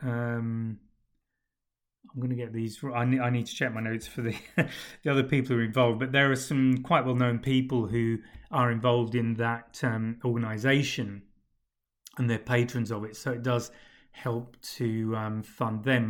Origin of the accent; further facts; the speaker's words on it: United Kingdom; moved away; speaking as a Brit, as a Pom